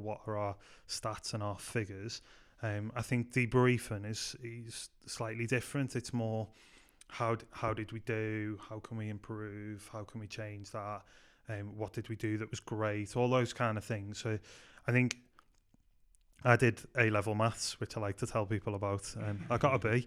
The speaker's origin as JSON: {"language": "English", "town": "Liverpool", "region": "North West England", "country": "United Kingdom", "tie": "born or raised there", "also_born_or_lived": "Manchester", "moved": "as an adult", "said": "I grew up in Liverpool"}